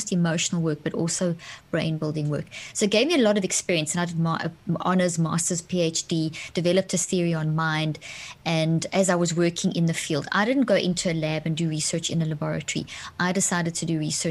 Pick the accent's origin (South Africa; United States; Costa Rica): South Africa; moved away; also born or lived in Zimbabwe; I grew up in South Africa, born in Zimbabwe, grew up in South Africa